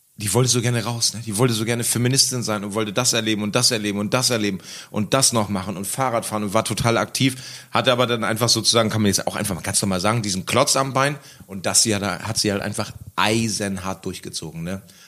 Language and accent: German; West Germany, Germany; now in Berlin, Germany; zurück nach Westdeutschland und irgendwie wieder zurück, wo ich herkomme